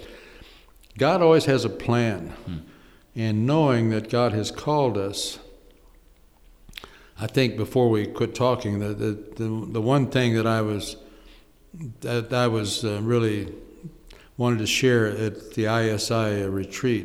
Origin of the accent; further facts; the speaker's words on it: Oklahoma, United States; moved away as an adult; now in Cleveland, United States; Here I'm in Cleveland, Ohio. Hmm. I'm from Oklahoma